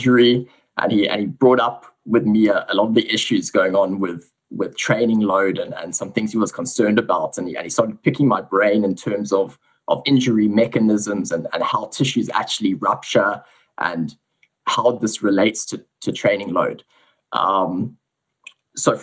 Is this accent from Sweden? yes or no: no; South Africa; accent: South African; moved away as an adult; also born or lived in England; now in Sydney, Australia; So I was born in South Africa. You can probably hear I have a little bit of a South African accent. I actually grew up a little bit in England, though, before moving back to South Africa.